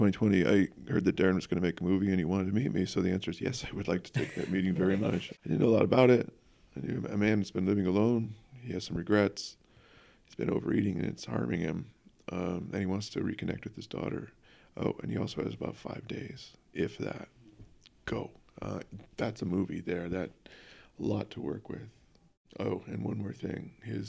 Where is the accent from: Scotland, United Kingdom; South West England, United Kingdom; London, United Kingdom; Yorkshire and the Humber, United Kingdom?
London, United Kingdom; I was raised seeing plays in London, which opened my eyes to the world of acting.